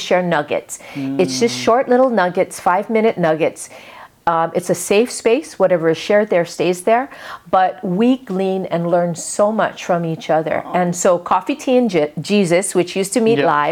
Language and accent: English; Kaneohe, Hawaii, United States; when I was a little kid growing up in Kaneohe